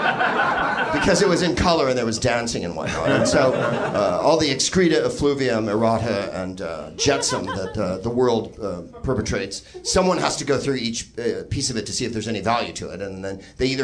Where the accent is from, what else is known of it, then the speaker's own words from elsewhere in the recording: Daytona Beach, Florida, United States; I'm from Daytona